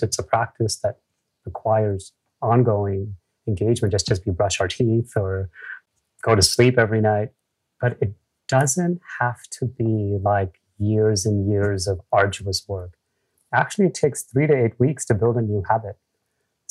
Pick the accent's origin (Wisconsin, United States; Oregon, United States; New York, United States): New York, United States; New York City; I grew up again in the US